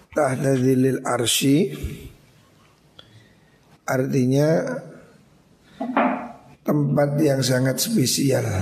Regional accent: Java, Indonesia; Makanya kita orang Jawa ini kan Ada istilah tirakat

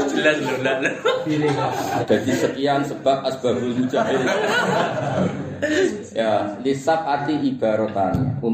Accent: Java, Indonesia; Saya bisa menjadi ulama di sini-sini karena saya orang Jawa. Jawa deles.

